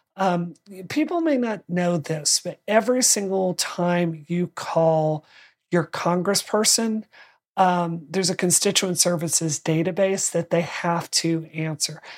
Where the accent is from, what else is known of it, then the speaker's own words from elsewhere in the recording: Mississippi, United States; my home state